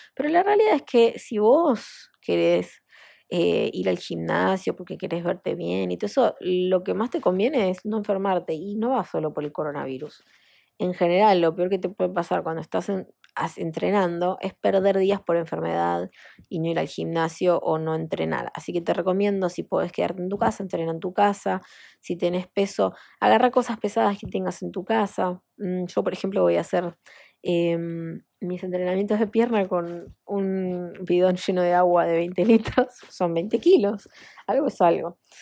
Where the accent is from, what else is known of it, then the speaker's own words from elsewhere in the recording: Argentina; en mi país, en Argentina